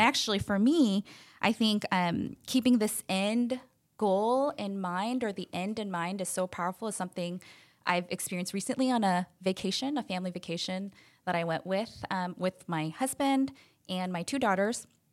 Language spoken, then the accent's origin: English; Chicago, Illinois, United States; now in Long Beach, United States; I'm actually from Chicago, so not a Californian um, by nature